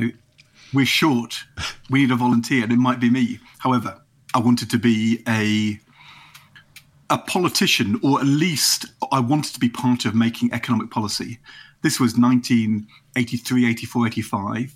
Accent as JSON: {"language": "English", "town": "Nottingham", "region": "East Midlands", "country": "United Kingdom", "tie": "born or raised there", "also_born_or_lived": "Norwich, England", "moved": "as an adult", "said": "we moved from norwich when i was eight to Nottingham. But I came from Norwich"}